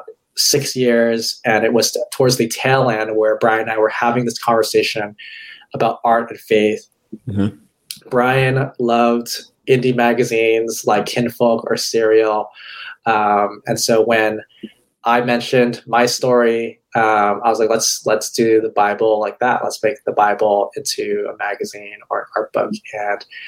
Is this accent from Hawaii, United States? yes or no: yes; Hawaii, United States; moved away as an adult; also born or lived in California; I'm originally from Hawaii. I went to college in California